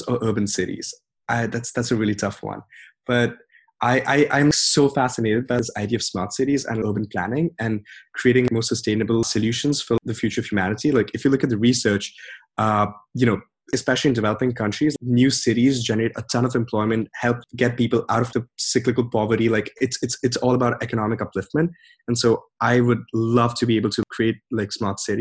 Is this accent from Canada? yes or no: no; India; moved away as an adult; growing up in India